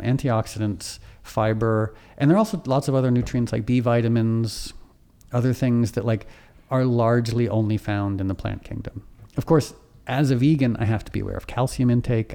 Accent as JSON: {"language": "English", "town": "Darien", "region": "Connecticut", "country": "United States", "tie": "born or raised there", "also_born_or_lived": "Harlem, New York", "said": "I grew up in this conservative, preppy, affluent town"}